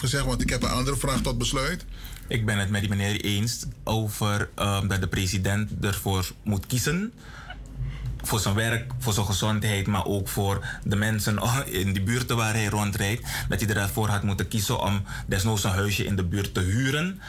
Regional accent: Suriname; als Nederlands sprekend land? op het Zuid-Amerikaans continent

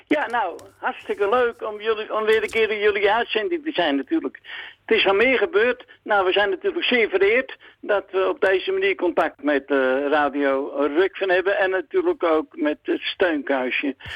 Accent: Zwanenburg, North Holland, Netherlands; moved away as an adult; now in Rucphen, Netherlands; Ik ben geboren op Zwanenburg

